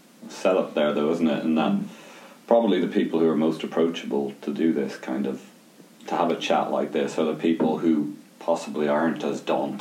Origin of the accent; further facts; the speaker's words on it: Limerick, Munster, Ireland; moved away as an adult; now in Glasgow, United Kingdom; And we grew up about 10 miles outside Limerick City in a small village, which at that time was still a village which was disconnected from the city. So it was a rural upbringing.